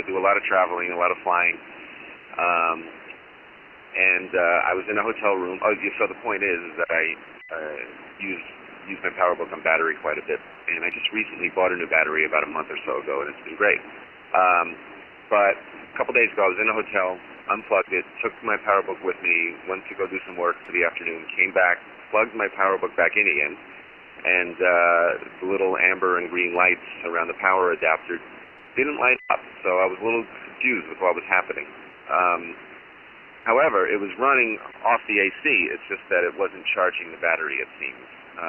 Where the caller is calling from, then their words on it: Woodstock, New York, United States; I am calling from the Woodstock, New York vicinity.